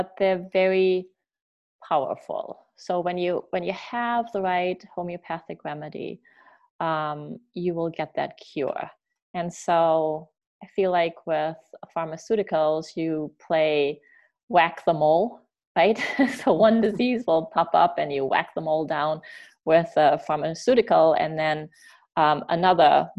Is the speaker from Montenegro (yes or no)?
no; Germany; now in United States; I grew up in Germany